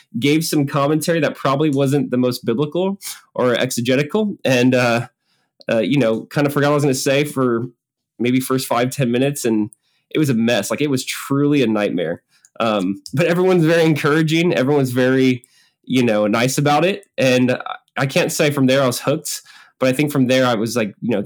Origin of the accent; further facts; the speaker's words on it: Southern California, United States; I grew up in Southern California